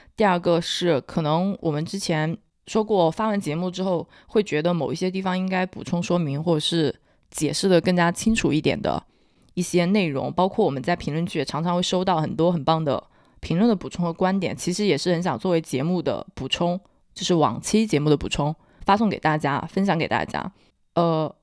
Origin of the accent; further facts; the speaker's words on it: Hunan, China; accent: Hunan; 我不算湖南口音，我是湖南，湖南人的通病，就是 L N 不分